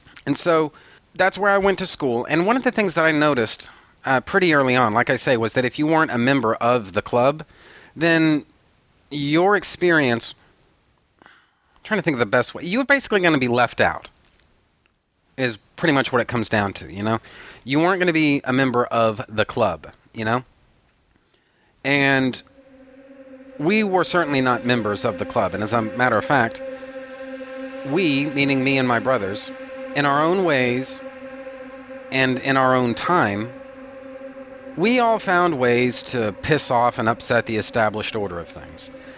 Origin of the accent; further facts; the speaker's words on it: Odessa, Texas, United States; born there; I was born in Odessa, Texas. All right? Yes, the same Odessa, Texas that was featured in the book and then later the movie, Friday Night Lights.